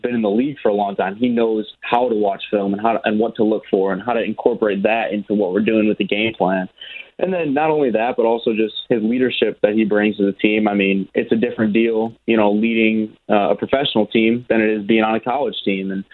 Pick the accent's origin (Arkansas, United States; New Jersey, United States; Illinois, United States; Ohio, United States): Illinois, United States; Chicago; I grew up in the Chicagoland area